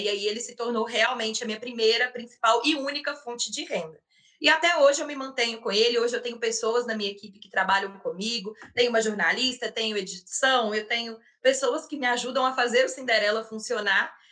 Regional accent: Belo Horizonte, Minas Gerais, Brazil; eu tenho 26 anos e sou aqui de Belo Horizonte

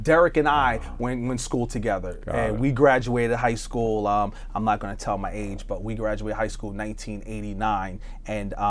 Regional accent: Long Island, New York, United States; now in Cleveland, United States; a kid growing up in Long Island

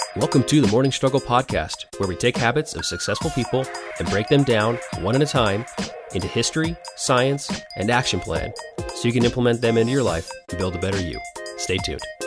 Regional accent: United States; I'm an American

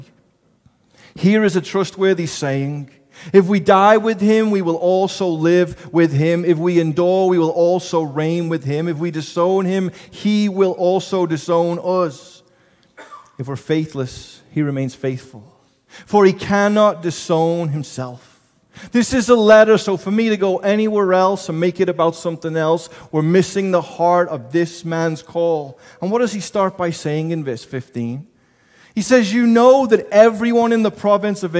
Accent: England, United Kingdom; moved away; I'm from England. I don't have an accent.

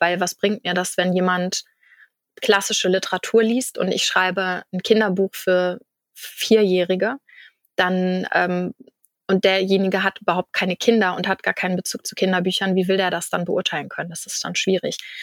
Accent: Kiel, Schleswig-Holstein, Germany; ich komme aus Kiel in Schleswig-Holstein

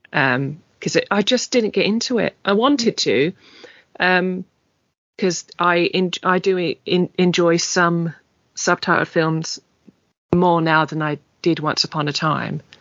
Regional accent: English British, England, United Kingdom; being English British, slightly more reserved and quiet, and that's it's almost bred into us

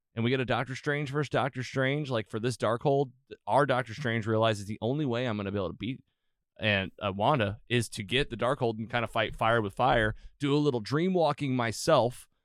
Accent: United States; I'm an American

